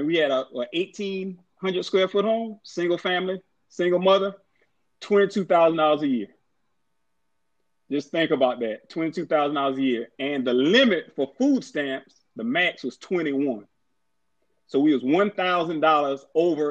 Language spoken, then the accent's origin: English; Orangeburg, South Carolina, United States; December 18th, 1973 was the day I was born in Orangeburg, South Carolina